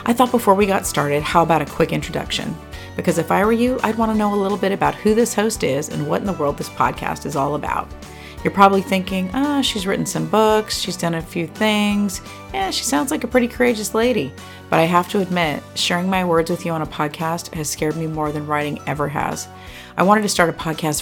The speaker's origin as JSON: {"language": "English", "region": "California Bay Area", "country": "United States", "tie": "born or raised there", "moved": "as an adult", "lives_now": "Tennessee, United States", "said": "I was raised in the California Bay Area"}